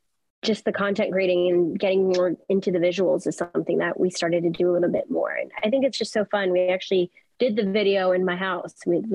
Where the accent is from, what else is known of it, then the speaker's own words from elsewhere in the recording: Los Angeles, California, United States; Yeah, I mean, I'm from Los Angeles, California. I grew up in a very musical family.